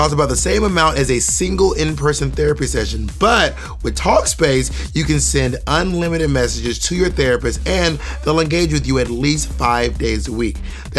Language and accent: English; the South, United States; also born or lived in Georgia / Alabama; now in New York City, United States; Growing up in the South